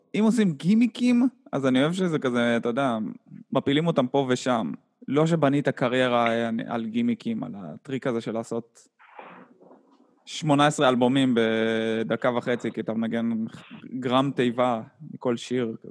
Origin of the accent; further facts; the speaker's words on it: Haifa, Haifa District, Israel; אז אני וחשבון גדלנו יחד בחיפה